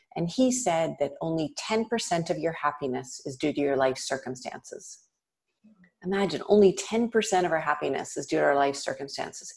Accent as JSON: {"language": "English", "town": "Toronto", "region": "Ontario", "country": "Canada", "tie": "born or raised there", "said": "I grew up in Toronto, in Canada"}